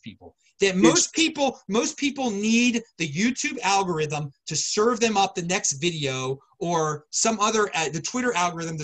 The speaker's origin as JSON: {"language": "English", "town": "Baltimore", "region": "Maryland", "country": "United States", "moved": "yes", "said": "I'm originally from Baltimore."}